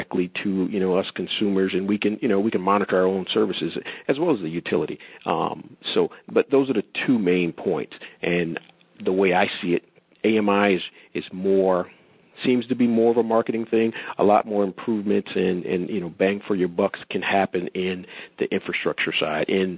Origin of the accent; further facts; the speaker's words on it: New Jersey, United States; I'm from New Jersey area as well